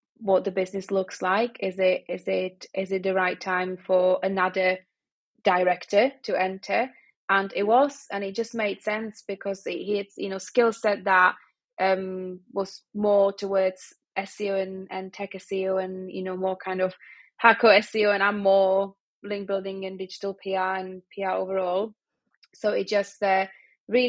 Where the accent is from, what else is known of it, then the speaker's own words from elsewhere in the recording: Prague, Czechia; now in Manchester, United Kingdom; I'm from Prague, and it's always sunny.